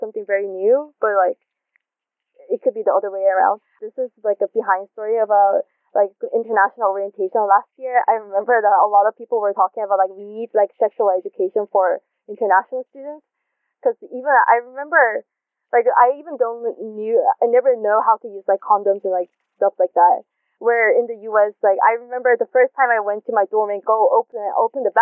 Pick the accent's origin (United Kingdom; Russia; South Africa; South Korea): South Korea; moved away; growing up in Korea where sexual education is not widely done